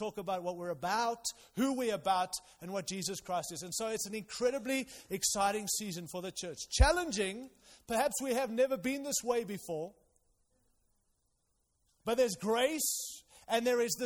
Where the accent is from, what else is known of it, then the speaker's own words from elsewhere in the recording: Zimbabwe; moved away; I was born in Zimbabwe, Rhodesia in those days